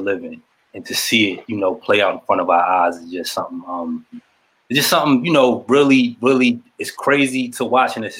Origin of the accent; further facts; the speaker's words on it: Shady Side, Maryland, United States; I'm originally from Shadyside, Maryland. Small